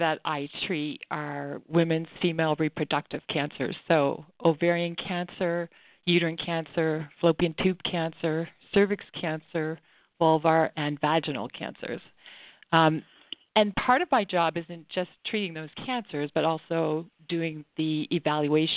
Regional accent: Prince Edward Island, Canada; I grew up in Canada, in Prince Edward Island.

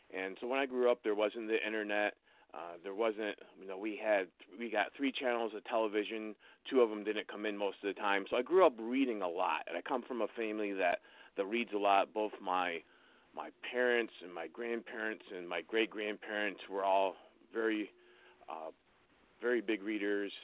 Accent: Wellsboro, Pennsylvania, United States; moved away as an adult; also born or lived in Wisconsin / Colorado; I grew up in Wellsboro, Pennsylvania, which is a little rural, rural town in north central Pennsylvania

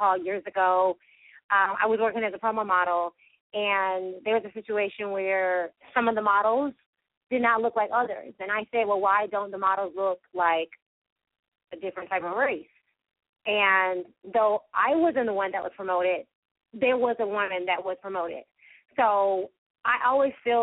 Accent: Valdosta, Georgia, United States; my hometown of Valdosta

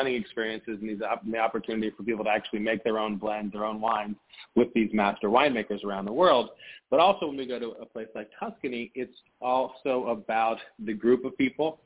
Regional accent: Washington, District of Columbia, United States; moved away as an adult; now in Mendoza, Argentina; I grew up in Washington, D.C.

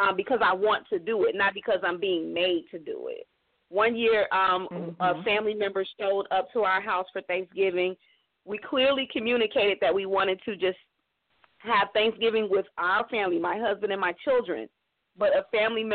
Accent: Chicago, Illinois, United States; I'm from Chicago, lady. South suburbs, but from Chicago

